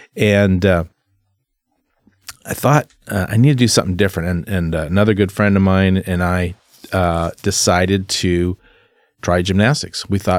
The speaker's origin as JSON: {"language": "English", "town": "Keizer", "region": "Oregon", "country": "United States", "tie": "born or raised there", "also_born_or_lived": "Salem, Oregon", "said": "I was born and raised here in Salem, Oregon. Actually, Kaiser. I was born in Salem, South Salem. And then my parents bought a property in Kaiser when I was a little kid, I think 1.5."}